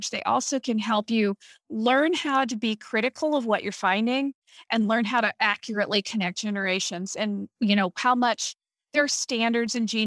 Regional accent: Midwest, United States; it really uh, cemented how I feel that I'm a Midwesterner Mm-hmm. because I realized that, you know, my family has been in the Midwest for 200 years

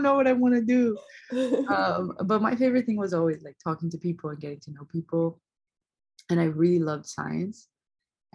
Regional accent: São Paulo, Brazil; English is a second language; moved away as an adult; also born or lived in Providence, Rhode Island; now in New Haven, United States; I'm originally from Brazil. So I was born in São Paulo and I lived there my entire life up until it was time to go to college

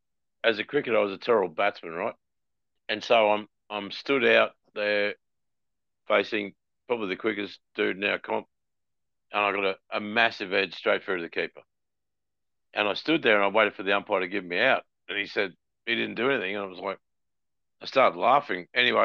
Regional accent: North East England, United Kingdom; I'm a Geordie

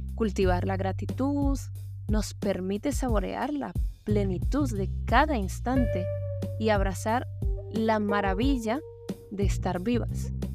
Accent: Colombia; moved away; Colombia, mi país de origen

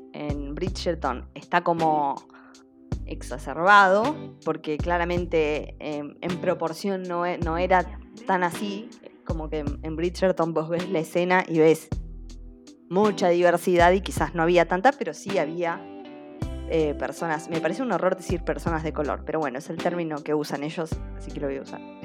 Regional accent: Argentina; a nosotros como argentinos

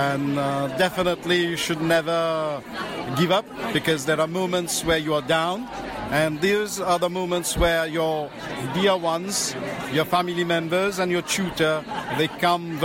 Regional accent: Mauritius; moved away; from Mauritius

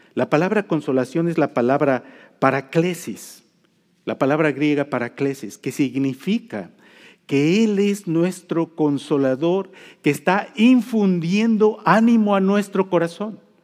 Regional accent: Mexico; now in United States; yo soy mexicano

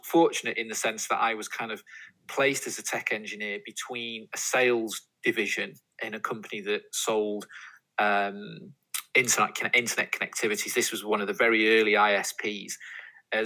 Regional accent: Warrington, North West England, United Kingdom; I grew up in the Northwest, in Warrington, is my hometown

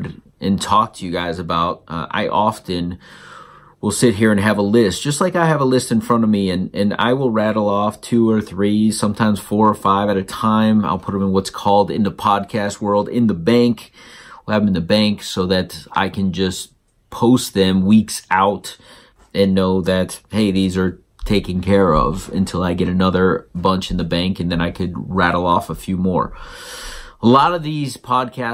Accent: South Florida, United States; now in Georgia, United States; I grew up in South Florida.

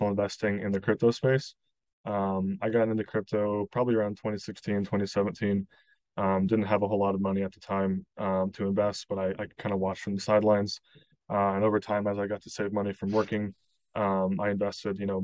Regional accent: Kansas City, Missouri, United States; moved away as an adult; now in Chicago, United States; I grew up in Kansas City, in Missouri, kind of a Midwest kid.

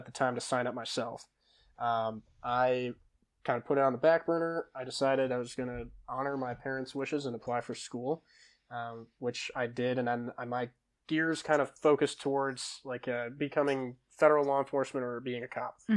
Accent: Deerfield, Illinois, United States; I grew up, I'm originally from Illinois. I went to high school in Deerfield, Illinois

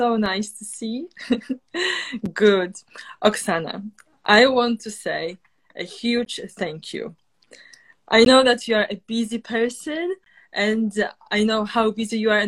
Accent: Poland; moved away as an adult; now in Oxford, United Kingdom; I come from Poland and I live in Oxford, and I've been living in Oxford for now 7 years

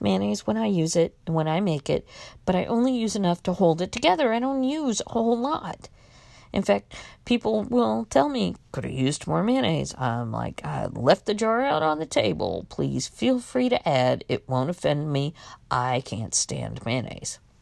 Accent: Miami, Florida, United States; also born or lived in Mexico; I knew what I had learned from Sesame Street growing up in Miami

